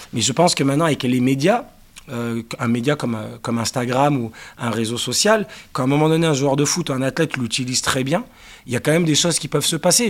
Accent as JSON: {"language": "French", "town": "Paris", "region": "Île-de-France", "country": "France", "tie": "born or raised there", "also_born_or_lived": "Cannes / Manchester, England", "said": "je suis parisien, mais j'ai grandi, entre Paris et Cannes"}